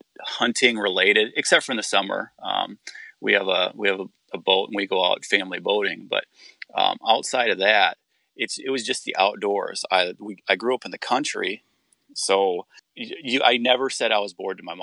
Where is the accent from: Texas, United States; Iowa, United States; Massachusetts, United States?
Iowa, United States; Northern; also born or lived in California; I'm from Northern Iowa. I was born in California, okay, but I don't remember any of that because we moved to Iowa when I was very young. But then we moved to Northern Iowa and I grew up in the country.